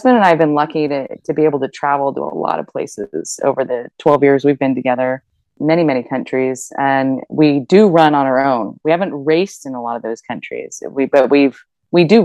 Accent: Germany; moved away; I grew up in Germany

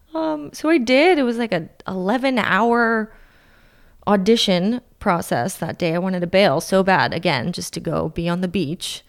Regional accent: Fremont, California, United States; moved away as an adult; also born or lived in Orange County / San Diego; now in Santa Ynez, United States; I grew up in Fremont. It's in the Bay Area, NorCal

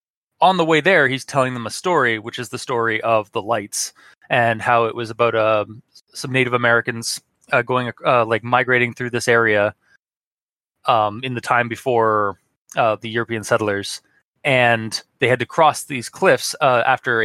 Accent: Ontario, Canada; Ontario, my home province

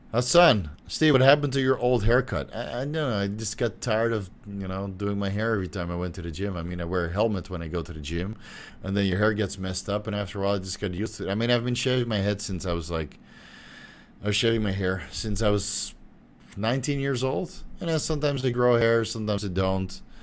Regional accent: Netherlands; moved away; I'm from Holland

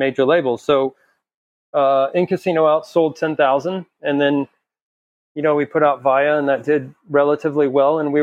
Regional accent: El Paso, Texas, United States; we're just from El Paso

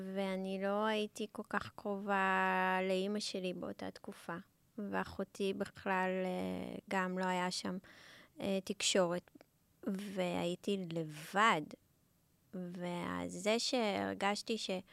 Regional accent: Israel; also born or lived in South Africa; אני לא נולדתי בארץ, ו... ועליתי לארץ אה, בגיל ארבע

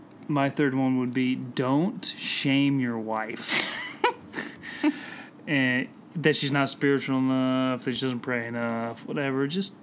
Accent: Colorado, United States; I grew up in Colorado.

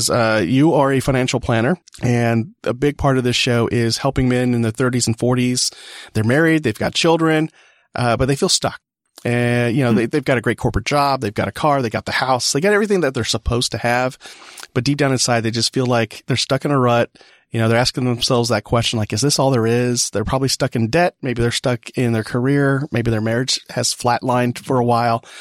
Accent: California, United States; So, uh, cause I'm imported from California.

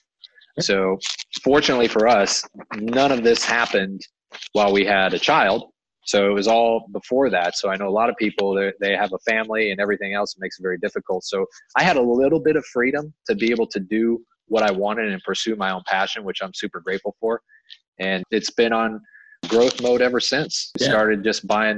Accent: Midwest, United States; moved away as an adult; also born or lived in Miami, Florida; I grew up in the Midwest and left there

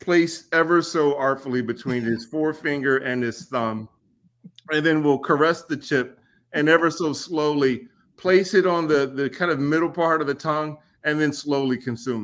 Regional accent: Glasgow, Kentucky, United States; I was born and raised in Kentucky, graduated from high school there

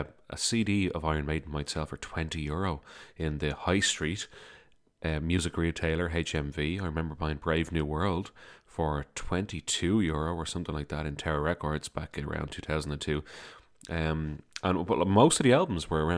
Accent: Dublin, Leinster, Ireland; I'm from Dublin, Ireland.

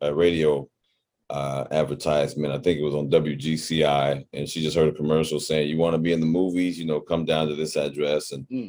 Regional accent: Chicago, Illinois, United States; moved away as an adult; now in Los Angeles, United States; born and bred on the south side of Chicago in the area called the Wild Hunnets

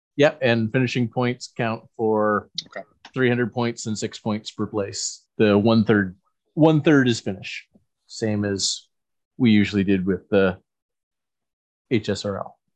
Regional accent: Saint John, New Brunswick, Canada; my hometown Moosehead Breweries

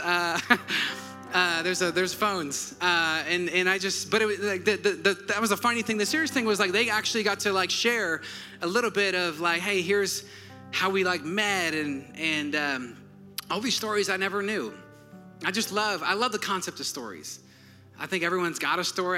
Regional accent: Wisconsin, United States; now in Georgia, United States; I'm from Wisconsin.

